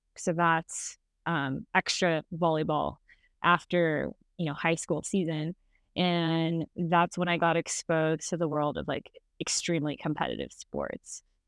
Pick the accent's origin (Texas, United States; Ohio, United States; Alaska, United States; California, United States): California, United States; San Francisco; I grew up in San Francisco.